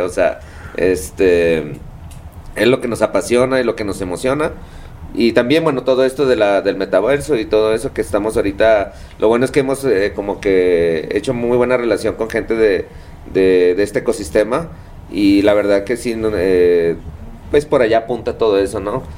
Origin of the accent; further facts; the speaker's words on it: Tijuana, Baja California, Mexico; soy, digamos, un local ahí de playas de Tijuana